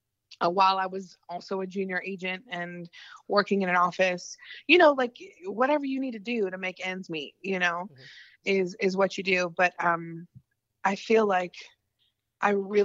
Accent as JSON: {"language": "English", "town": "Gainesville", "region": "Florida", "country": "United States", "tie": "born or raised there", "also_born_or_lived": "Los Angeles, United States", "moved": "as an adult", "lives_now": "Nashville, United States", "said": "where I grew up in Florida and all my family's from"}